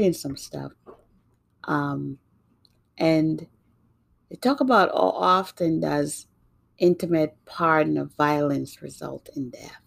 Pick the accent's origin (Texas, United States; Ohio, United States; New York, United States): New York, United States; also born or lived in Jamaica; now in Massachusetts, United States; I grew up in New York, and I now live in Massachusetts